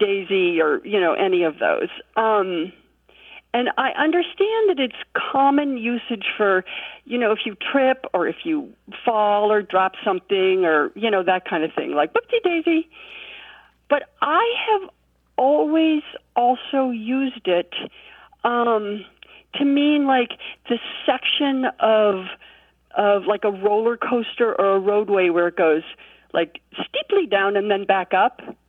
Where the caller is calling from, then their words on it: Chapel Hill, North Carolina, United States; I'm calling from Chapel Hill, North Carolina